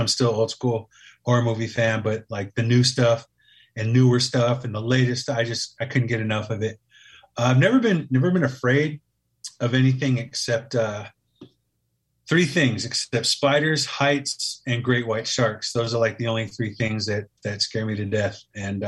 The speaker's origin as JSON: {"language": "English", "town": "Oakland", "region": "California", "country": "United States", "tie": "born or raised there", "said": "born and raised in East Oakland, California"}